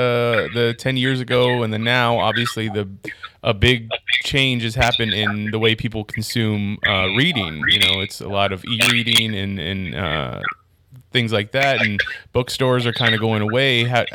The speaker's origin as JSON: {"language": "English", "country": "United States", "tie": "born or raised there", "said": "but my mother's from Thailand. She came here with my American father, and then that's when I was born here in the States, though."}